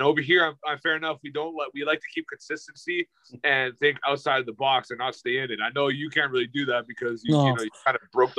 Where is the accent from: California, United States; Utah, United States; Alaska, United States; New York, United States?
New York, United States; New York City; I am from Harlem